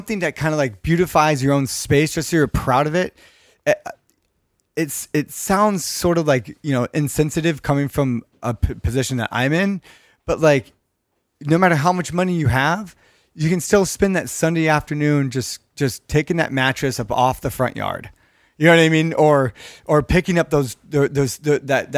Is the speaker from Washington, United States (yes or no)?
no; Redondo Beach, California, United States; I grew up in North Redondo as a kid